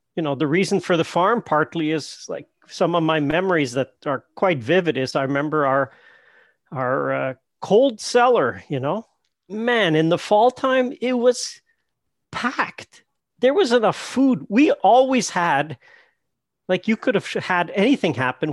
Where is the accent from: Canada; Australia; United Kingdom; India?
Canada; we're Canadian